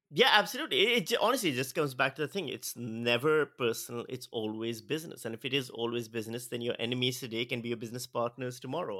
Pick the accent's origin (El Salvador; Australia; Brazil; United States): Australia; As an Australian citizen